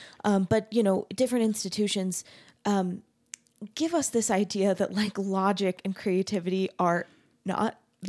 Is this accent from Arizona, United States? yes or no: yes; Arizona, United States; I grew up LDS, but mm-hmm. I grew up in Arizona.